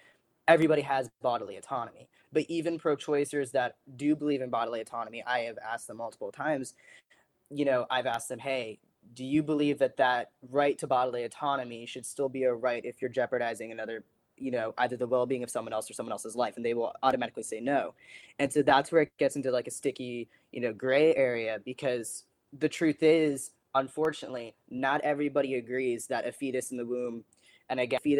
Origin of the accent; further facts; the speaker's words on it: Vladimir, Vladimir Oblast, Russia; born there; So I was born in Vladimir, Russia, December 6, 2002.